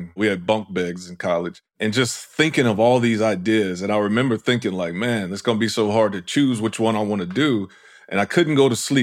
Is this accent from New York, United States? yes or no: no; Houston, Texas, United States; moved away; I'm originally from Houston, Texas. I grew up in the Fifth Ward, which is kind of an impoverished area, I would say, of Houston